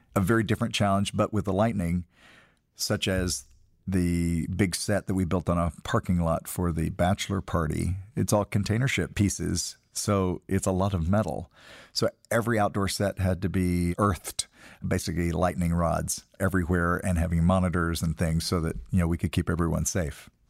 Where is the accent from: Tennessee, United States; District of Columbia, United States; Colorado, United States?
Tennessee, United States; moved away; We grew up in Tennessee calling a frog strangler